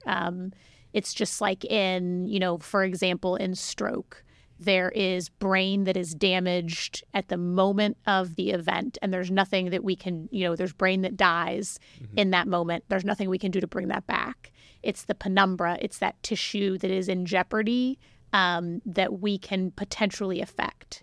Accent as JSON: {"language": "English", "region": "Ohio", "country": "United States", "also_born_or_lived": "Cincinnati, Ohio / Albuquerque, New Mexico", "moved": "as an adult", "lives_now": "Sugar Land, United States", "said": "I am from Ohio"}